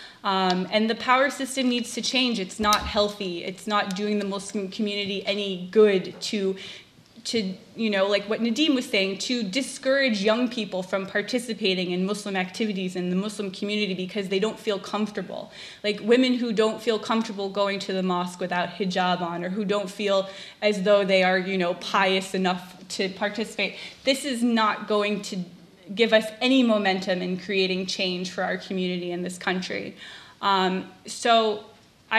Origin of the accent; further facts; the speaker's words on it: Massachusetts, United States; first language English; I'm a liberal white lady from Massachusetts